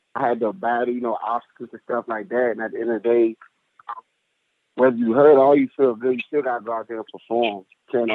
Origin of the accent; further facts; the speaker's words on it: DMV area, United States; moved away; I'm from the DMV area, so I grew up a Redskins fan